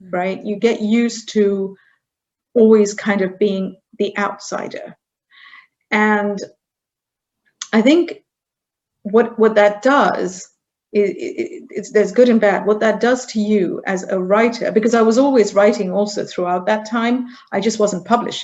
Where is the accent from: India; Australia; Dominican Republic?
India; moved away as an adult; also born or lived in United Kingdom / Germany / Scotland / Silicon Valley; now in United States; So I grew up in India. I left India at the age of 18.